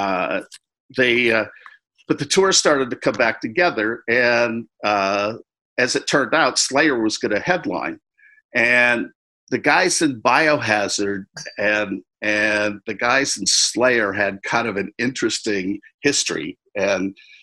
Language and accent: English; the North, United States; moved away as an adult; I was from the North